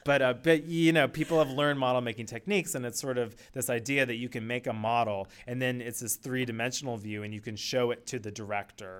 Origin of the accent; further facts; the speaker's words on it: Palo Alto, California, United States; when I was growing up, I grew up in Palo Alto